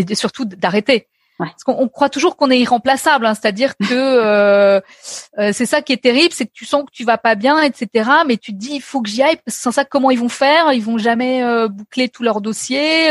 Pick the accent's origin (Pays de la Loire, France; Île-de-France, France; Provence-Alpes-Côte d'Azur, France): Île-de-France, France; Paris; j'ai, grandi à Paris. Donc, tu vois, je suis une, Parisienne pure souche